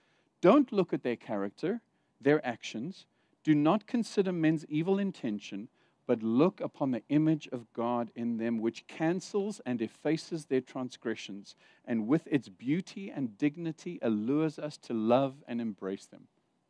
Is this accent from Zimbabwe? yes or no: yes; Zimbabwe; born there; also born or lived in Saudi Arabia / South Africa; Because I've lived in Saudi Arabia, I've lived in South Africa, I was born in Zimbabwe.